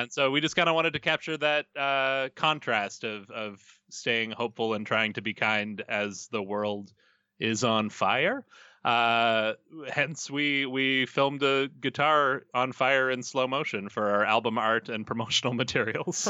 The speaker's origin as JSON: {"language": "English", "town": "Edmonton", "region": "Alberta", "country": "Canada", "said": "I'm from Edmonton"}